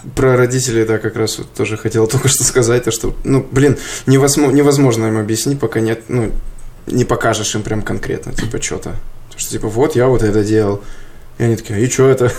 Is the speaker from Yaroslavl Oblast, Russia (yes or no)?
yes; Yaroslavl Oblast, Russia; now in Moscow, Russia; в Ярославскую область. Уезжаю из Москвы